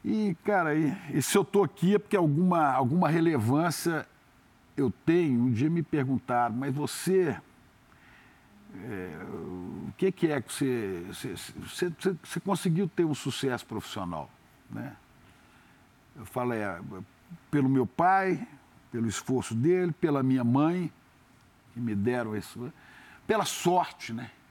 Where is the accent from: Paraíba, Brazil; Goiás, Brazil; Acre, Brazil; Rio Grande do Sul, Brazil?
Rio Grande do Sul, Brazil; Santa Maria; born there; Quando eu nasci, é, em Santa Maria, primeiro filho, papai fazendo topografia lá no Rio Grande do Sul, por isso eu fui nascer lá